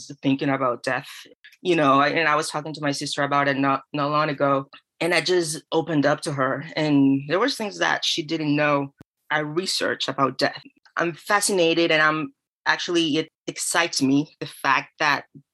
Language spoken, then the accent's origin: English; Venezuela; moved away as an adult; also born or lived in California / Florida; now in St. Petersburg, United States; I'm from Venezuela. I lived there till I was 17.